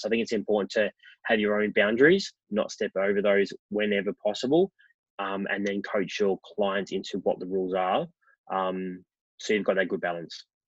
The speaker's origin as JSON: {"language": "English", "town": "Melbourne", "region": "Victoria", "country": "Australia", "tie": "born or raised there", "said": "I grew up in Melbourne, um, in the western suburbs"}